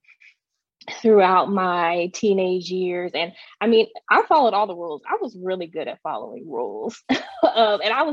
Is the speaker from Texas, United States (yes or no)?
yes; Texas, United States; I grew up in Texas, the Bible Belt, and was homeschooled